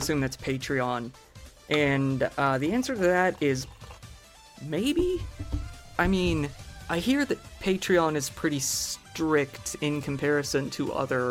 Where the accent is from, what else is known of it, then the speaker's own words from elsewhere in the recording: Missouri, United States; moved away; I'm from Missouri in the United States, originally